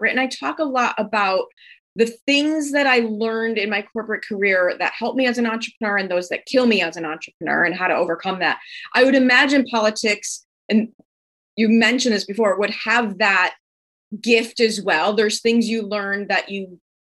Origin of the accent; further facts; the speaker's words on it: Midwest, United States; as a Midwesterner with that work ethic